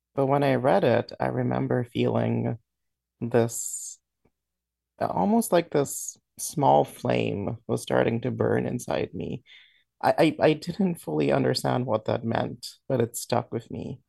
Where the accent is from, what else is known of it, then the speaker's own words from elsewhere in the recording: Dominica; now in New York, United States; I grew up in the Commonwealth of Dominica in, in the Caribbean